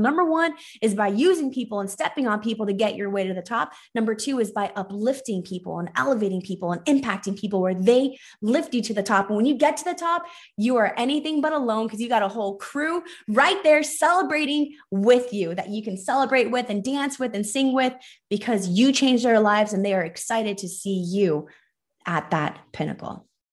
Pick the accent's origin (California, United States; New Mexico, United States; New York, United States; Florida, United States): California, United States; Los Angeles; I was born and raised in Los Angeles, so I'm one of the few L A natives.